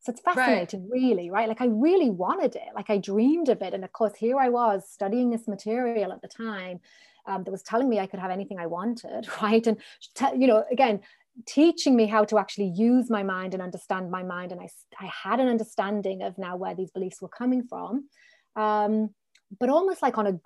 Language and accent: English; North East England, United Kingdom; I grew up in the Northeast of the country